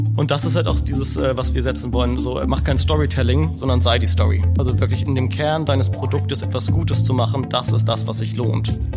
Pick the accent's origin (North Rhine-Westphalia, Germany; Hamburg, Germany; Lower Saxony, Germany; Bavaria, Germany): Hamburg, Germany; Wir hatten als Hamburger